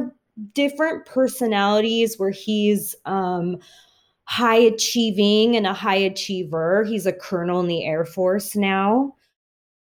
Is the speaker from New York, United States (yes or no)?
no; Southern California, United States; I was born and raised in Southern California